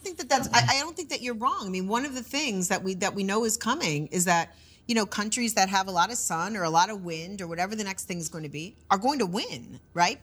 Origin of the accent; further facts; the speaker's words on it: United States; as an American